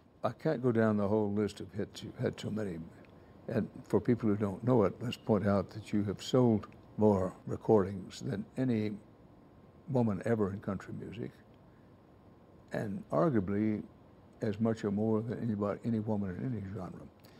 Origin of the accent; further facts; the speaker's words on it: Texas, United States; I'm a Texan by birth.